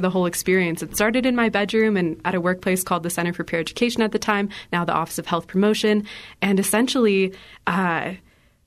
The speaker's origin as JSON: {"language": "English", "region": "Illinois", "country": "United States", "tie": "born or raised there", "moved": "yes", "lives_now": "Colorado, United States", "said": "I come from Illinois"}